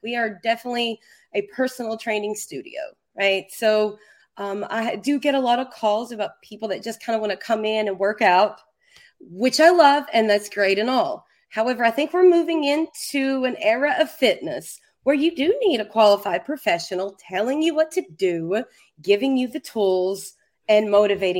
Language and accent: English; Kentucky, United States; I'm from Kentucky